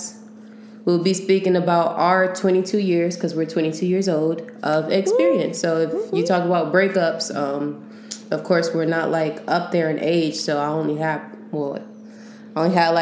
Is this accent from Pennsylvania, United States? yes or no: no; Long Beach, California, United States; now in San Francisco Bay Area, United States; I'm originally from Long Beach, but I moved down to the Bay for a little